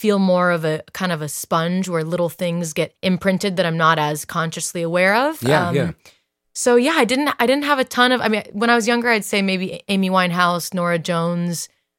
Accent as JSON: {"language": "English", "town": "Dublin", "region": "Leinster", "country": "Ireland", "tie": "born or raised there", "also_born_or_lived": "Italy", "said": "I grew up mostly in Ireland. I lived in the countryside. Riverside, went to school in Dublin, and was raised there, and then grew up partly in Italy. I am Italian."}